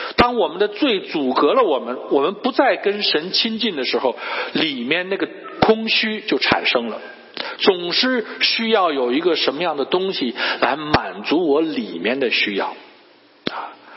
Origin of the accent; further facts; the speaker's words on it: Shandong, China; now in Cleveland, United States; 我是山东人